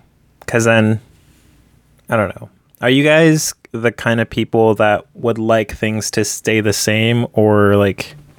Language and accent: English; Port Orchard, Washington, United States; moved away; I go back to my hometown in Port Orchard, Washington, and it's like completely changed, like the people and like the stores.